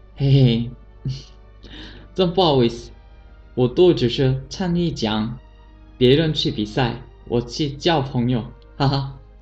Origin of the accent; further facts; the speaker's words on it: Busan, South Korea; Chinese is a second language; moved away; also born or lived in China; 来自韩国釜山